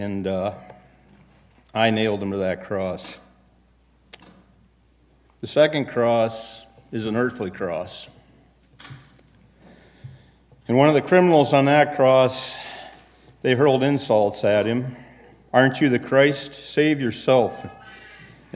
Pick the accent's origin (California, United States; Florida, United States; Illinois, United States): Illinois, United States; Chicago; born or raised there; moved away; also born or lived in Minneapolis